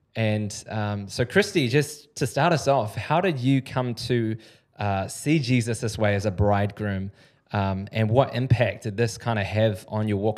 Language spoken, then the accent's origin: English; New Zealand; a Kiwi